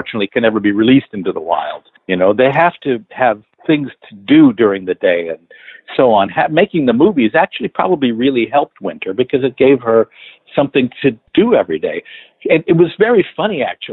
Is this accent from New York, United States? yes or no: no; Los Angeles, California, United States; I grew up in the San Fernando Valley and Northridge